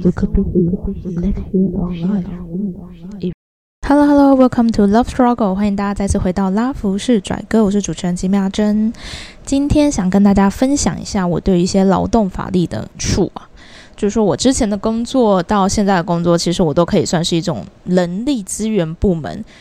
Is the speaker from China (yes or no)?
no; Taiwan; 我们台湾人真的非常好养